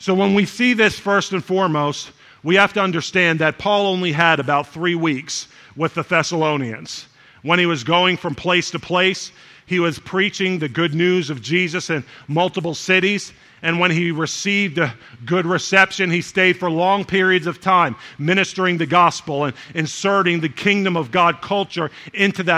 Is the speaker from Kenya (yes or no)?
no; Jamaica; we're Jamaican